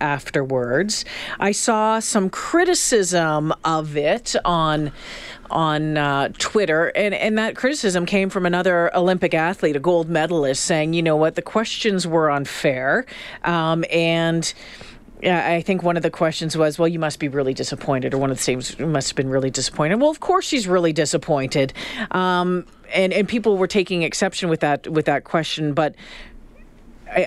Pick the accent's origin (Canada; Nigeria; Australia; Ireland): Canada; we're Canadian